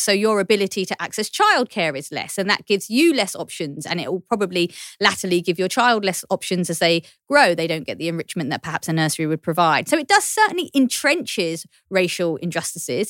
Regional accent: London, United Kingdom; accent: Cockney; I'm a Cockney, I'm from East London

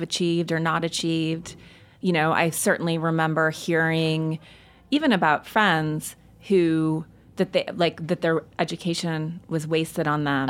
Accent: Montana, United States; moved away; I grew up in Montana

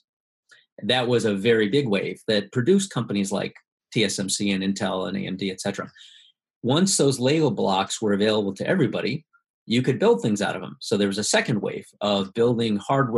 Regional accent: Midwest, United States; moved away as an adult; also born or lived in Silicon Valley; my parents are from Taiwan. I grew up in the Midwest mostly

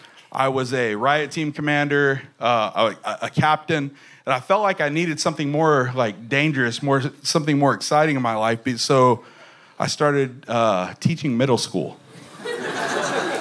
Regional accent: Taylor, Texas, United States; I'm from Taylor, Thrall, in that area

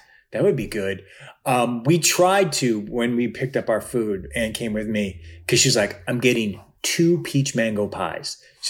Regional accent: Cleveland, Ohio, United States; also born or lived in Chicago; now in Los Angeles, United States; I grew up in Cleveland in the 80s.

